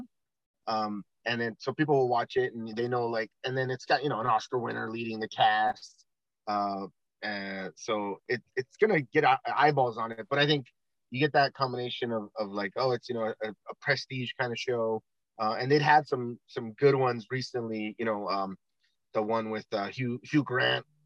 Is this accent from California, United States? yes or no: yes; California, United States; we're from California